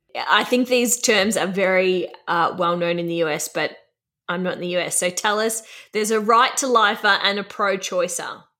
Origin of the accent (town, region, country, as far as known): Australia